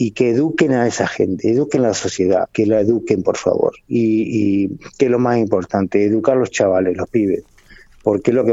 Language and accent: Spanish; Argentina; moved away; yo me fui de Argentina cuando estaba Alfonsín y miro a Alfonsín, y no soy mexicano, ojo, no lo he sido jamás.